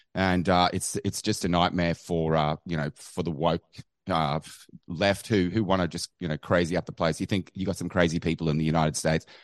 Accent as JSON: {"language": "English", "country": "Australia", "said": "I'm from Australia."}